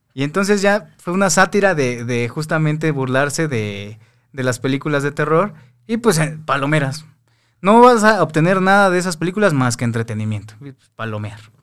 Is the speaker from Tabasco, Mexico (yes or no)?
no; Mexico City, Mexico; also born or lived in Veracruz; yo soy de San Cosme